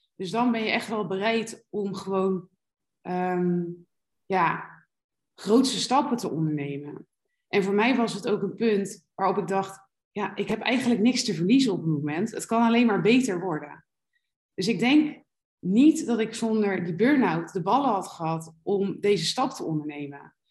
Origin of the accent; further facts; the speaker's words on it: Rotterdam, South Holland, Netherlands; moved away as an adult; also born or lived in Alicante, Spain; now in Malaga, Spain; ik kom uit Rotterdam. Daar ben ik niet geboren, maar wel getogen